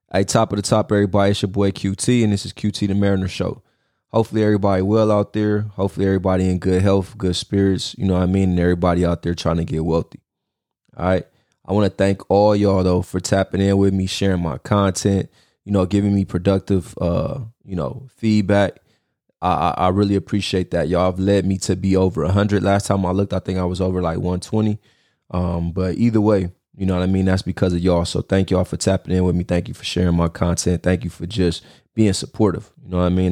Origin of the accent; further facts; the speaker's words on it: United States; as American citizens today.